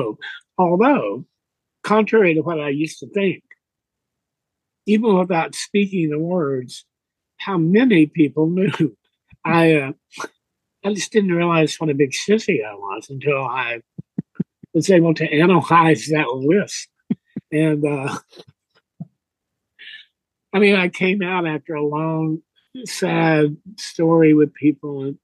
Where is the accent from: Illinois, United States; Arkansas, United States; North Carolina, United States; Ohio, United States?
Arkansas, United States; Gurdon; moved away; also born or lived in Texas / San Francisco; I was born in Arkansas. A little town there called Gurdon